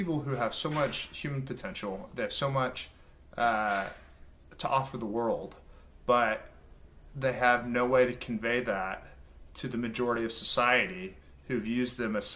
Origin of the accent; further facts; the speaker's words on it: Oklahoma, United States; I'm from Oklahoma